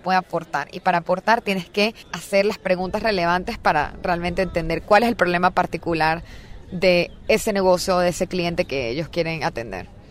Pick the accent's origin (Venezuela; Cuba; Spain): Venezuela; moved away as an adult; now in Silicon Valley, United States; Yo estaba en verdad muy contenta en mi país, este, estaba trabajando, o sea, tenía muy buenas oportunidades de negocio, empecé en Deloitte, o sea, haciendo consultoría en estrategia de operaciones, aprendiendo muchísimo, trabajando para empresas venezolanas